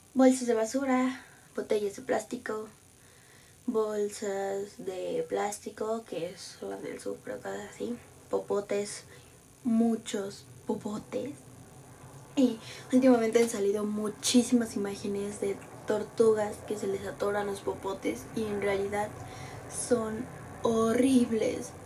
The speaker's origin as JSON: {"language": "Spanish", "region": "Mexico City", "country": "Mexico", "said": "yo soy de Ciudad de México"}